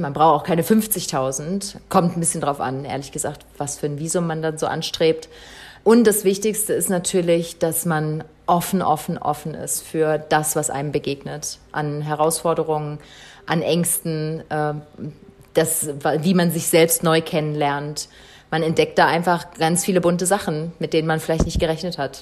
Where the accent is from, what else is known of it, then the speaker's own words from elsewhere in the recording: Saxony-Anhalt, Germany; also born or lived in Berlin; now in Botswana; ich komme aus Berlin ursprünglich, also ursprünglich komme ich aus Sachsen-Anhalt, äh, auch aus dem Wald.